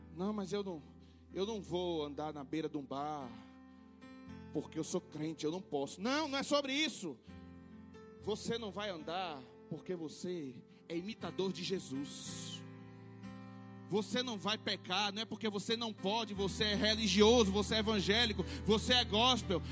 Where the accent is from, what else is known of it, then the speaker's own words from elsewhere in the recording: Salvador, Bahia, Brazil; now in Petrolina, Brazil; mas sou nascido em Salvador. Nascido e criado na boca do rio